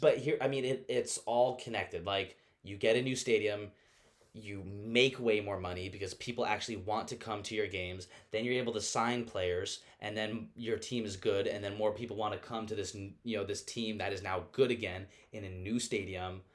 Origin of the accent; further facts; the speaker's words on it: Oakland, California, United States; Oakland, my hometown